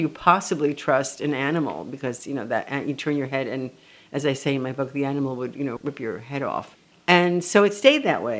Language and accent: English; New York, United States; also born or lived in Tel Aviv, Israel; I was born in Tel Aviv. Yes. And then when I was 4 years old, we moved to New York. First, a short stint on Upper Broadway at the Hotel Monterey.